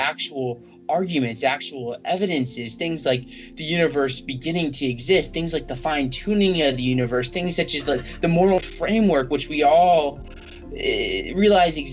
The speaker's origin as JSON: {"language": "English", "country": "United States", "tie": "born or raised there", "said": "I just a Christian because I grew up in America"}